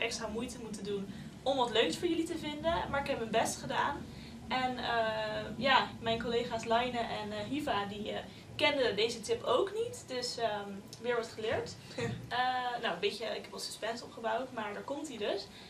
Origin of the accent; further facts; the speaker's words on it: Leiden, South Holland, Netherlands; ik kom zelf uit Leiden